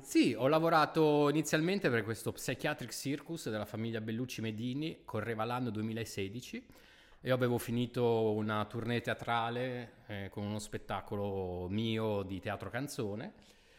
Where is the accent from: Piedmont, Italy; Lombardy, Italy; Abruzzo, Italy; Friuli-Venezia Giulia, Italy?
Lombardy, Italy; Milan; da milanese